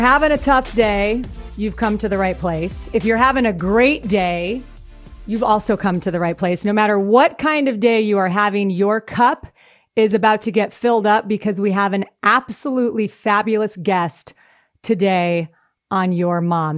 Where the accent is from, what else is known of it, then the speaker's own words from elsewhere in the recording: Denver, Colorado, United States; also born or lived in Boston; I grew up in Denver